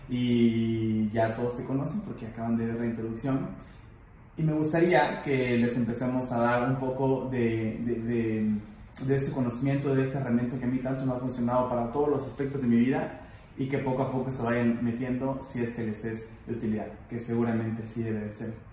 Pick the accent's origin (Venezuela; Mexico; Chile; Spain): Mexico; Puebla; moved away as an adult; Cuando yo me fui a, estudiar de Puebla a Querétaro, me preguntaban mucho qué estoy haciendo aquí, si en Tec Puebla está, mi, está mi, carrera completa, por qué dejé a mi familia y todo esto.